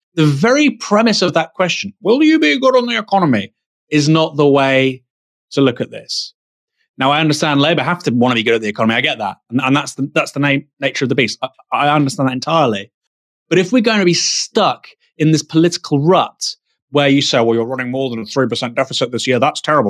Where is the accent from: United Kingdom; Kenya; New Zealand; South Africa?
United Kingdom; Bournemouth, South West England; I'm from Bournemouth